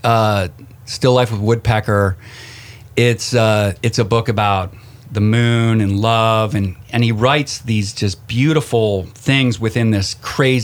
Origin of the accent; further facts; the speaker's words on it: Connecticut, United States; I grew up in Connecticut, was raised formidable years up in Connecticut right outside New York.